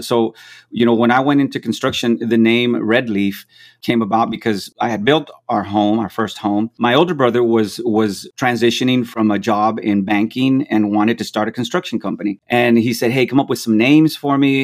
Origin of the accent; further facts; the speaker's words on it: McAllen, Texas, United States; moved away as an adult; also born or lived in Florida; I was born and raised in McAllen, Texas